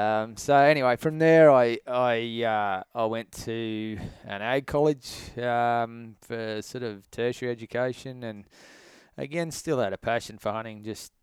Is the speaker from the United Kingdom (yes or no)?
no; Queensland, Australia; Well, I guess I was originally from Queensland and always had a passion for hunting, like a lot of guys.